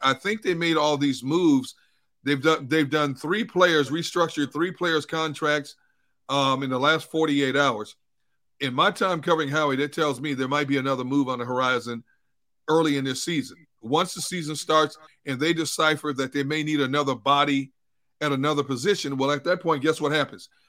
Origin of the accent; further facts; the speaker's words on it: Milwaukee, Wisconsin, United States; now in Philadelphia, United States; I grew up in Milwaukee, and the closest White Castle we had was in Chicago